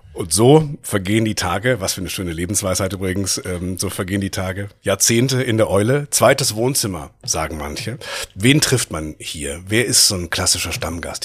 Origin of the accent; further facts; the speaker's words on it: North Rhine-Westphalia, Germany; now in Rhineland, Germany; Ich bin Westfale im Rheinland